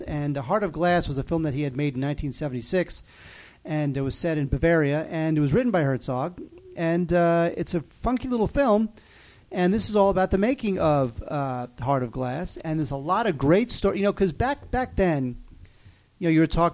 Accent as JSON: {"language": "English", "country": "United States", "said": "I'm an American in 2012"}